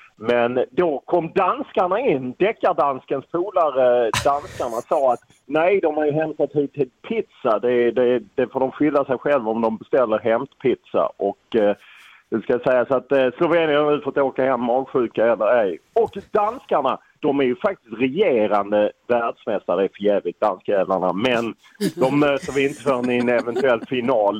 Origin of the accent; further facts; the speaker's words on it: Lund, Skåne, Sweden; jag är från Lund